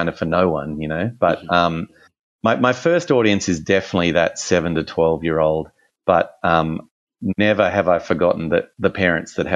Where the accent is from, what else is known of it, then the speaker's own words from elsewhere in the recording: Australia; accent: Australian; my Australian accent